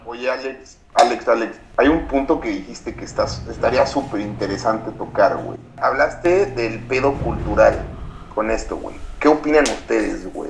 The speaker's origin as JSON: {"language": "Spanish", "country": "Mexico", "moved": "yes", "lives_now": "Canada"}